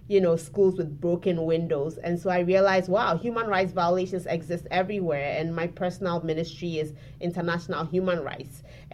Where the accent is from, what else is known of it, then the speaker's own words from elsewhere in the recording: Ghana; moved away as an adult; now in Fayetteville, United States; I'm originally from Ghana.